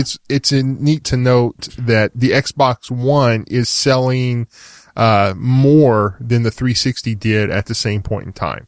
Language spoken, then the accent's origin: English; Texas, United States; I'm from Texas.